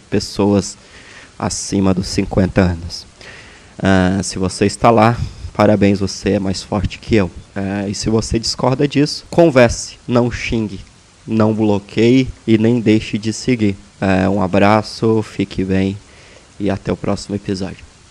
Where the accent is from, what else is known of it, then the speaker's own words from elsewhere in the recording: Brazil; moved away; o meu país de origem, o Brasil